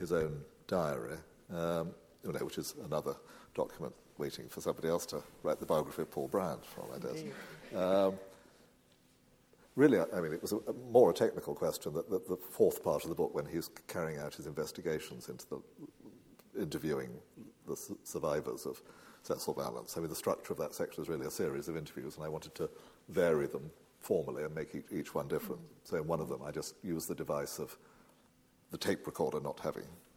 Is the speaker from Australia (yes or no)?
no; England, United Kingdom; I do feel profoundly attached to my native land